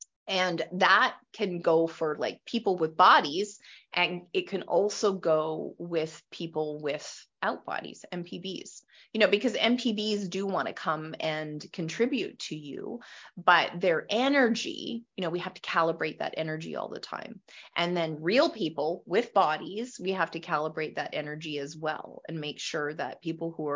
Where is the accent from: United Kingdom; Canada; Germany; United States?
Canada; Western Canada; I am from Western Canada